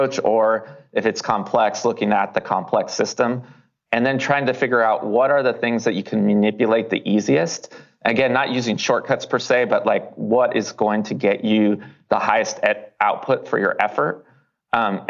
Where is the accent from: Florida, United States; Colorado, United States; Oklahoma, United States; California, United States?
California, United States; Davis; moved away; also born or lived in Los Angeles; my hometown of Davis is near Sacramento